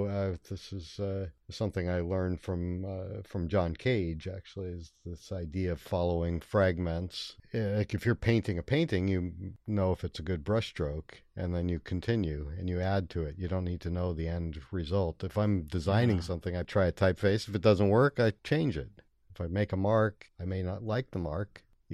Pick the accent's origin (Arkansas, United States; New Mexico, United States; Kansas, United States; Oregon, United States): Oregon, United States; Brightwood; also born or lived in Bronx, New York; My parents moved out. I was born in the Bronx, and they moved when I was about 7 to Brightwood.